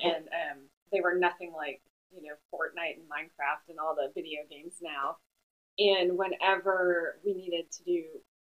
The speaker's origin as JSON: {"language": "English", "town": "Colchester", "region": "Vermont", "country": "United States", "tie": "born or raised there", "also_born_or_lived": "Buffalo, United States", "said": "I was born in Buffalo, New York. And I lived there until I was 10, and my parents moved my brother and I to Colchester, Vermont, which is right outside of Burlington, Vermont, and I went to the public schools in Colchester"}